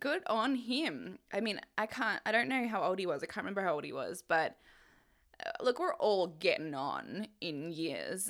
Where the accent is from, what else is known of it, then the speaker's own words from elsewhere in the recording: Australia; my mum is Canadian and obviously I'm Australian